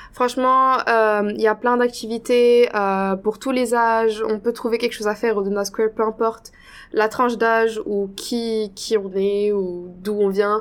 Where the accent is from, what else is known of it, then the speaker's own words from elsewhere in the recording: Casablanca, Casablanca-Settat, Morocco; moved away as an adult; now in Toronto, Canada; je viens de la ville de Casablanca, qui est la capitale du Maroc.